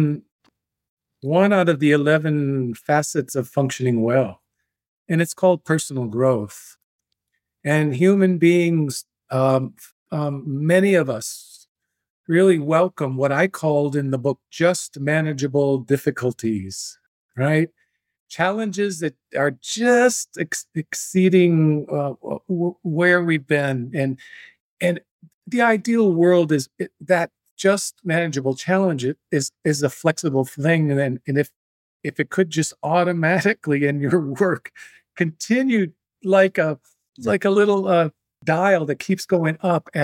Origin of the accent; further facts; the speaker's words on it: Three Lakes, Wisconsin, United States; moved away; my hometown of Three Lakes